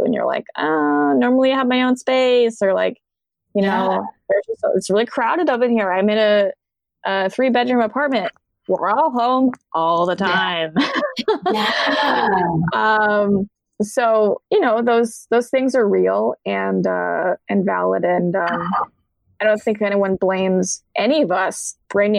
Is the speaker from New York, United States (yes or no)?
no; Colorado, United States; moved away; I'm from Colorado